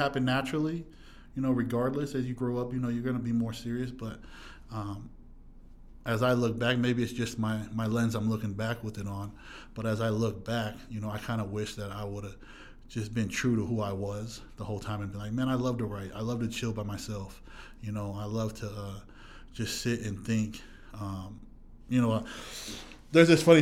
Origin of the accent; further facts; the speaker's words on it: Huntington Beach, California, United States; I'm from Southern California, Orange County, and then the Fountain Valley, Huntington Beach area, to be exact. That's where I grew up